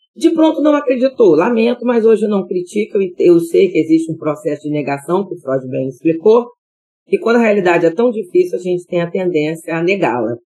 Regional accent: Vitória, Espírito Santo, Brazil; Eu sou capixaba de nascença.

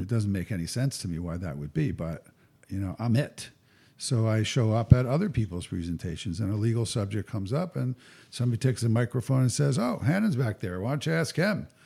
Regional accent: New Jersey, United States; I was raised in North Jersey

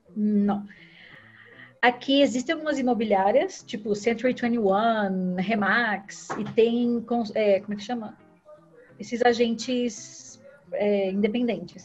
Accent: Brazil; moved away as an adult; a gente saiu do Brasil

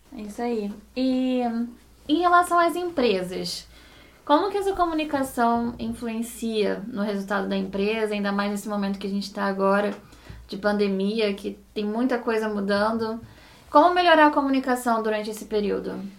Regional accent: Rio de Janeiro, Brazil; somos cariocas, aqui todo mundo é cara, né? Então, é uma gíria daqui do Rio de Janeiro

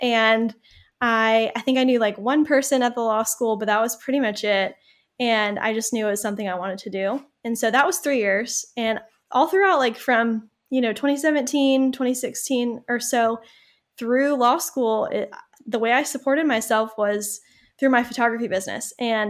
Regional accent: Malden, United States; a small little town in the suburbs. It is growing a little bit. Like it's getting bigger. That's my hometown. And I actually got a job doing marketing for the city of Malden.

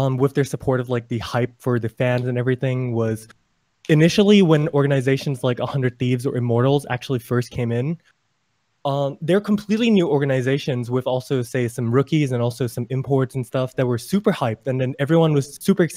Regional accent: Bangkok, Thailand; I'm personally originally from Bangkok, Thailand

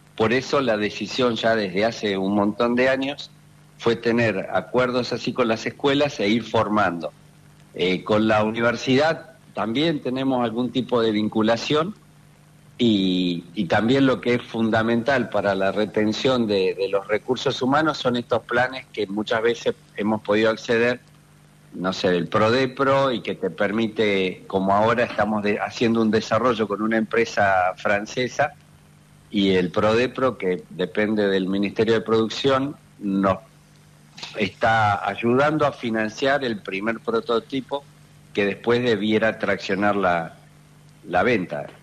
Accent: Punta Alta, Buenos Aires Province, Argentina; moved away; also born or lived in Tandil; soy nativo de Punta Alta

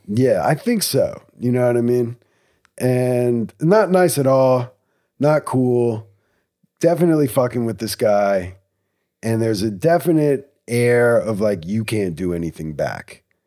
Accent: Cranbury, New Jersey, United States; I'm from Cranberry. We go to Princeton High School.

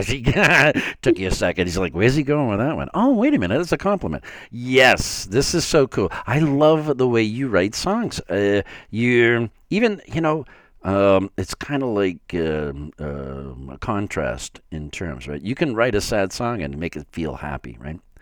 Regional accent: Framingham, Massachusetts, United States

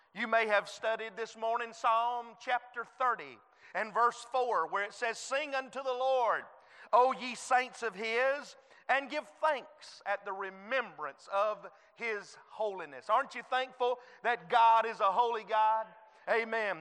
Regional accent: United States; I was born in the United States of America

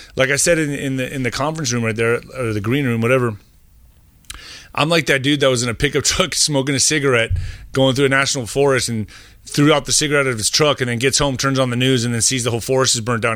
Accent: El Paso, Texas, United States; I grew up in El Paso, uh, next to Juarez

